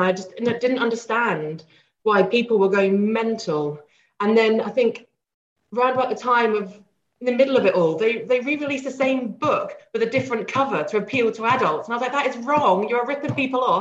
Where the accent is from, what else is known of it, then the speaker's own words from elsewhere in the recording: Portsmouth, South East England, United Kingdom; also born or lived in New York; now in Edinburgh, United Kingdom; I'm a city girl. I'm originally from Portsmouth. I've lived in New York and, you know, all this kind of thing. And I've lived in Edinburgh for 20 years now, or 15 years.